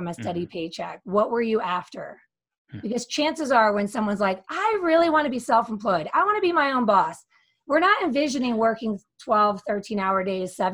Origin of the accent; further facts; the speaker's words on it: Philadelphia, Pennsylvania, United States; moved away as an adult; also born or lived in Barcelona / Denver; now in Colorado, United States; came back to my hometown of Philadelphia